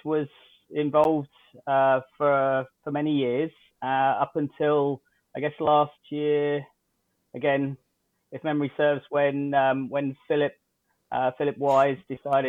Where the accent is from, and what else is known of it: United Kingdom; now in Canada